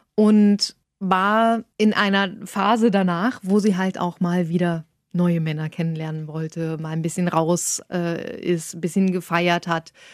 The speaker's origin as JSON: {"language": "German", "region": "Saxony-Anhalt", "country": "Germany", "moved": "as an adult", "lives_now": "Hanover, Germany", "said": "Ich komme aus Sachsen-Anhalt."}